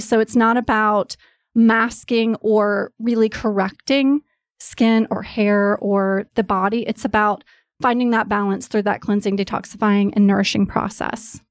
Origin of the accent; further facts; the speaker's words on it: East Coast, United States; now in Los Angeles, United States; I grew up on the East Coast. I live in L A now.